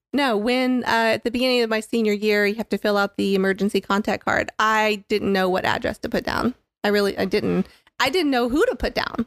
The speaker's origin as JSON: {"language": "English", "town": "Tampa", "region": "Florida", "country": "United States", "tie": "born or raised there", "said": "I grew up in Tampa, Florida"}